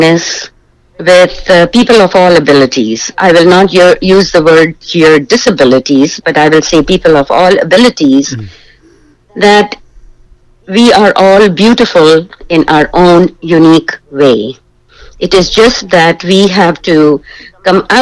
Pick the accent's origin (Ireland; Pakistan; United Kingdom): Pakistan; now in Canada; I am originally from Pakistan, and I came to Canada in 1994. I am a Canadian, proud Canadian now.